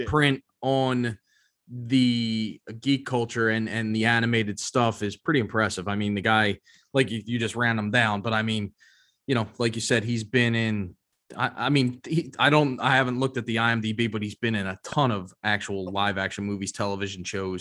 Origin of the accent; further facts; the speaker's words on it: Philadelphia, Pennsylvania, United States; I am from Philadelphia